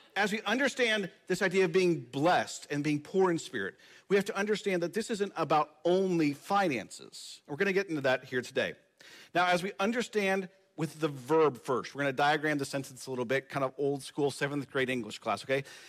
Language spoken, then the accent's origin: English; United States; my identity as American